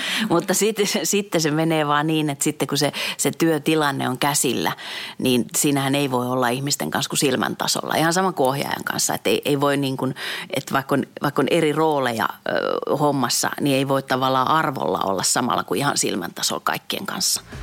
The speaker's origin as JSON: {"language": "Finnish", "town": "Lappeenranta", "region": "South Karelia", "country": "Finland", "tie": "born there", "said": "mä oon kuitenkin syntynyt Lappeenrannassa, mutta mun vanhemmat on tosiaan muuttanut sinne just ennen kuin mä synnyin."}